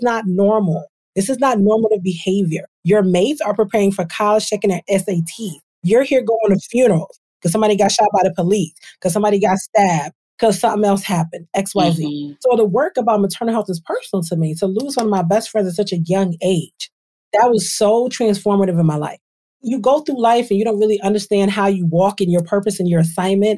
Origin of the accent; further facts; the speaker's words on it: Trenton, New Jersey, United States; I grew up in Trenton, New Jersey. My parents are immigrants to the United States from Nigeria.